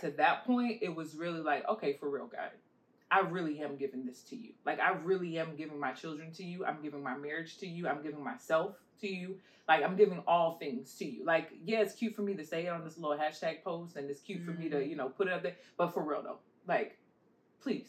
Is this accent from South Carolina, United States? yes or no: no; New York City, New York, United States; moved away; I'm originally from Queens, New York, far away. So we had this place called The Center growing up